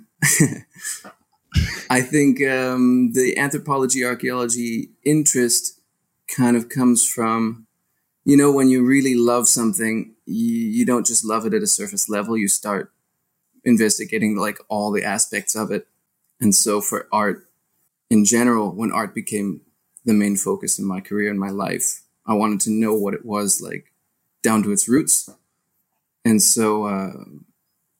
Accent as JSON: {"language": "English", "town": "Seattle", "region": "Washington", "country": "United States", "tie": "born or raised there", "moved": "as an adult", "lives_now": "Belgium", "said": "I grew up in Seattle."}